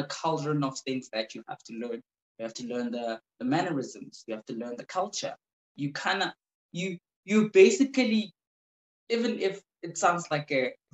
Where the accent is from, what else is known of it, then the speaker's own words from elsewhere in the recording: Soweto, Gauteng, South Africa; I grew up in Soweto, but also I was not raised in Soweto